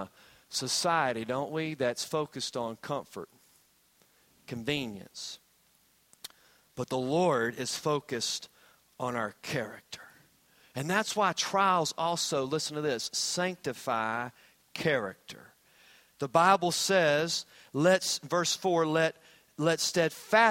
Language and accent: English; Hampton Roads, Virginia, United States; I grew up in the Hampton Roads area